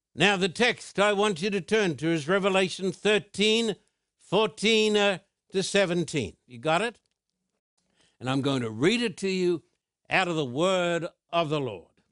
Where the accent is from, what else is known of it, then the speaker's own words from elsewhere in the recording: United Kingdom; as a British citizen